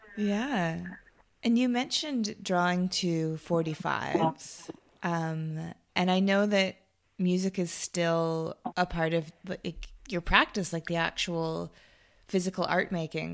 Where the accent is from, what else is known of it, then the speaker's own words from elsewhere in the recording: United States; moved away as an adult; also born or lived in Tucson, Arizona; now in Sydney, Australia; we're both American and both of our families are are in the states